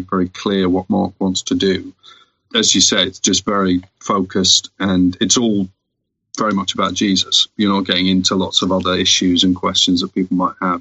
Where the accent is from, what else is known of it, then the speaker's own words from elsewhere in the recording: United Kingdom; we're British